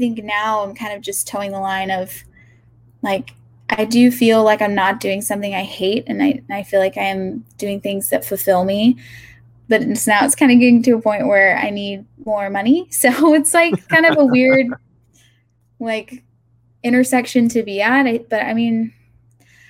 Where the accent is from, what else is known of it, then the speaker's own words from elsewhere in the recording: Augusta, Georgia, United States; moved away as an adult; also born or lived in Athens, Georgia / Atlanta, Georgia / California; I grew up in Augusta